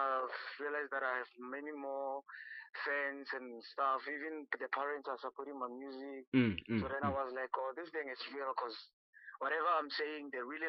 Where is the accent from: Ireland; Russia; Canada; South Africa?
South Africa; Bekkersfort River Cross, Limpopo; I'm from Bekkersfort, River Cross, at the age of 25 years.